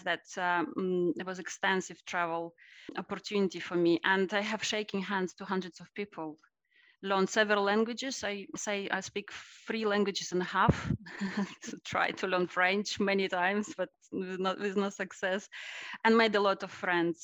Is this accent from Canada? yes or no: no; Russia; I was born in Russia at the end of the Soviet Union age